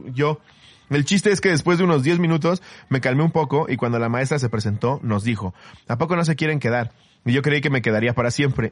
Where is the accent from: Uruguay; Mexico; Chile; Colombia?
Mexico; como mexicano